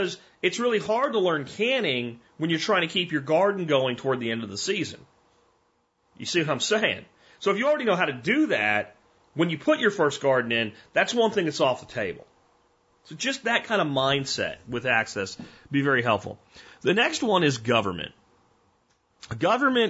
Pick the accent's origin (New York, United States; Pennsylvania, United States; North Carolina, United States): Pennsylvania, United States; Minersville; also born or lived in Pottsville, Pennsylvania; now in Texas, United States; I'm from Pottsville, but I mean, I really grew up in Minersville.